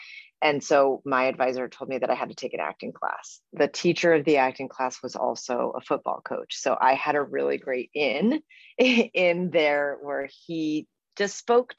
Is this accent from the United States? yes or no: yes; Boulder, Colorado, United States; now in Chicago, United States; I grew up in Colorado, in Boulder, Colorado.